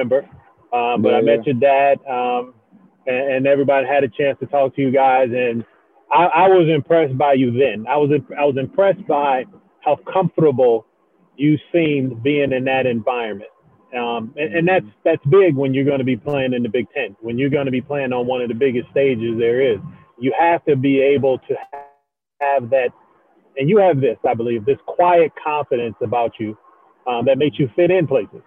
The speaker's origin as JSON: {"language": "English", "town": "Chicago", "region": "Illinois", "country": "United States", "tie": "born or raised there", "said": "I'm from Chicago, so I grew up watching"}